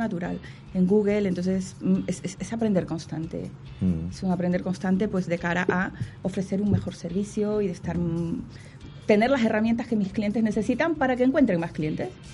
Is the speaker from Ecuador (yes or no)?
yes; Ecuador; yo soy ecuatoriana